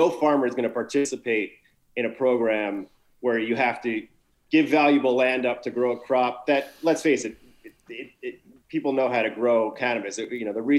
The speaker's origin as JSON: {"language": "English", "region": "New York", "country": "United States", "moved": "yes", "said": "I was as a New Yorker around during 9/11"}